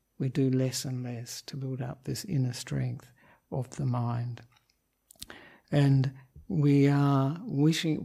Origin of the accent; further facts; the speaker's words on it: Australia; moved away as an adult; now in Sri Lanka; I am an Australian monk who ordained with Ajahn Brahm in Perth in 1998